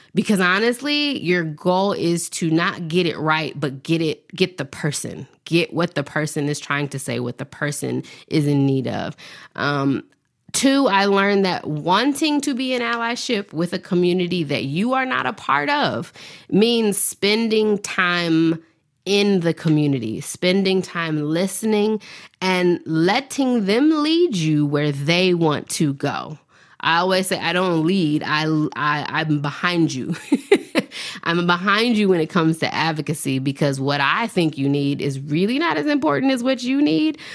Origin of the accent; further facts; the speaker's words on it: Nashville, Tennessee, United States; I was born in Nashville, Tennessee, raised in the South